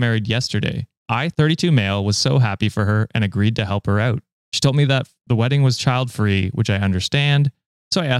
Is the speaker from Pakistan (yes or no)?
no; Canada; I am Canadian